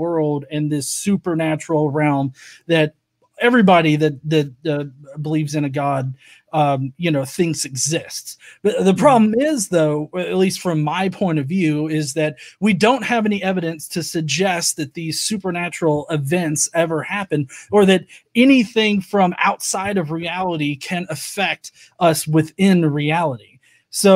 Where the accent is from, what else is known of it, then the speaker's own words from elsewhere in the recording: the South, United States; I'm from the South. I don't speak like, you know, high-speed train speeds